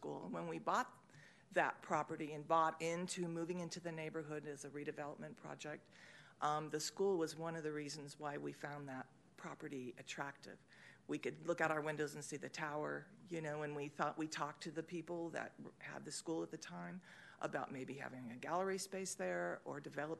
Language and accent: English; Sacramento, California, United States; I was born and baptized in North Sacramento. And then what do you know, I'm living there now